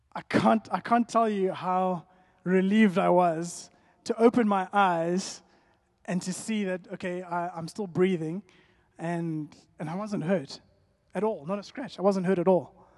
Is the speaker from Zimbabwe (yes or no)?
yes; Zimbabwe; that's my family, born and bred in Zim.